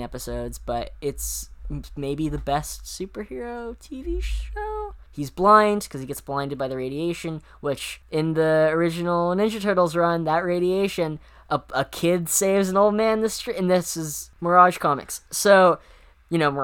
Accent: New Hampshire, United States; I'm from New Hampshire, so my family, we would always take trips to Massachusetts

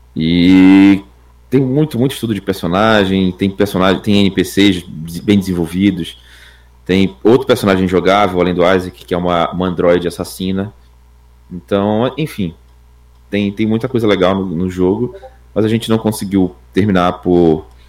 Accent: Belém, Pará, Brazil; eu moro no norte do país, em Belém do Pará

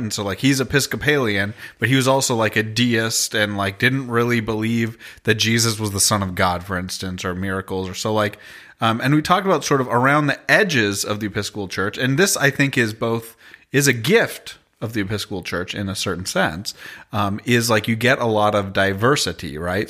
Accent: Toronto, Ontario, Canada; I'm from Toronto, Canada

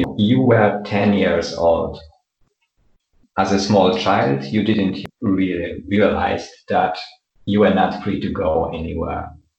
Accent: Poland; I was born in Poland.

